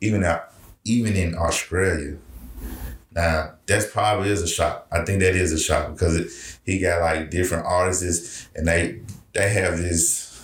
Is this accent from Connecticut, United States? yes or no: no; Memphis, Tennessee, United States; I grew up in Memphis